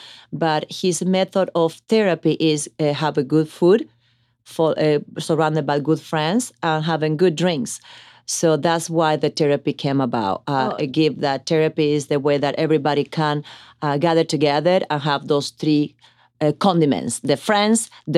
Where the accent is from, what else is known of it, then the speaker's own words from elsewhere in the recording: Italy; also born or lived in Argentina; I was born in Argentina, raised in Italy.